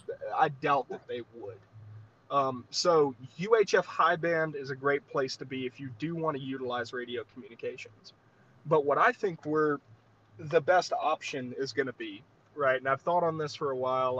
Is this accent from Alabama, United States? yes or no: yes; Southeast Alabama, United States; now in Montana, United States; I grew up in Southeast Alabama